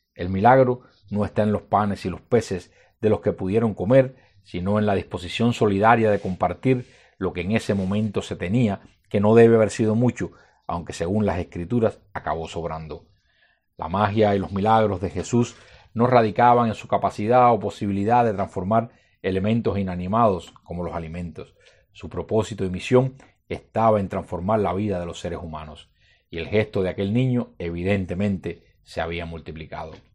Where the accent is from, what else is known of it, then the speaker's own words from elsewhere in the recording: Cuba; como cubanos y como cristianos